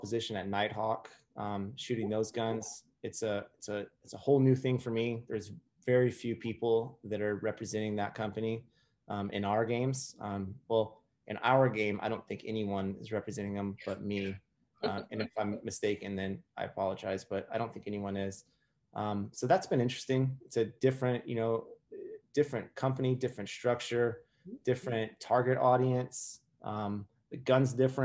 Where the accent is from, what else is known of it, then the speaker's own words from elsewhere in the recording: New Orleans, Louisiana, United States; moved away; also born or lived in Myrtle Beach, South Carolina; I was born in Myrtle Beach and raised in just outside of New Orleans for a while